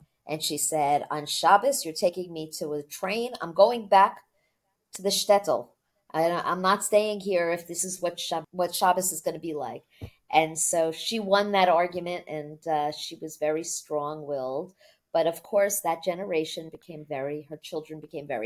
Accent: Union, New Jersey, United States; also born or lived in Brooklyn, New York; my family moved to Union, New Jersey at the end of second grade

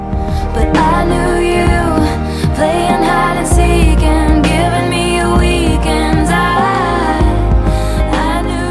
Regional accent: Canada; growing up in Canada

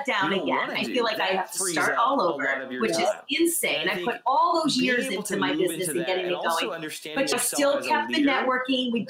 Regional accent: Michigan, United States; also born or lived in Los Angeles, United States; now in New York, United States; I'm originally from Michigan and I lived in LA for 17 years

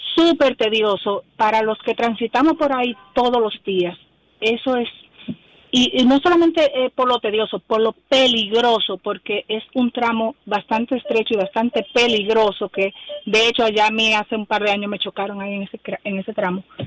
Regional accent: Evaristo Morales, Distrito Nacional, Dominican Republic; yo soy residente de Evaristo Morales

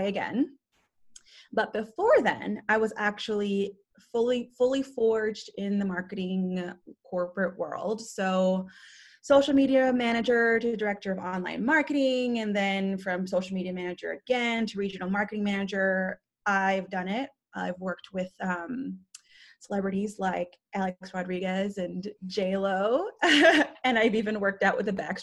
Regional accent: Guam; moved away; also born or lived in Philippines / Las Vegas, Nevada; born in the Philippines, raised in Guam, moved to Vegas

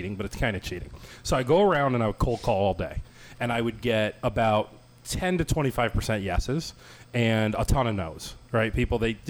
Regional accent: Ohio, United States; moved away; I'm from Ohio

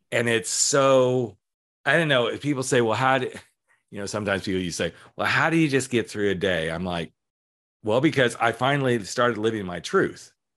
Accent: Colorado, United States; growing up in Colorado

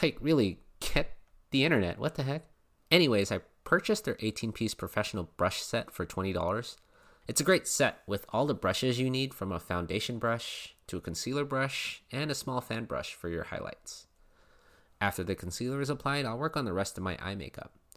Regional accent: Philippines; I'm Filipino

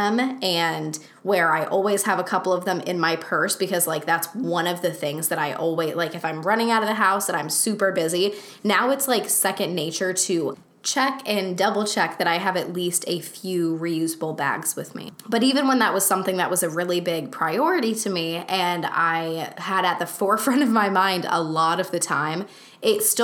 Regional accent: United States; the societal norms that I grew up with here in the United States

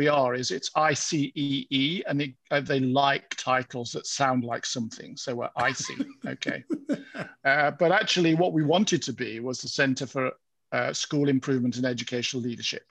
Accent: United Kingdom; I'm British.

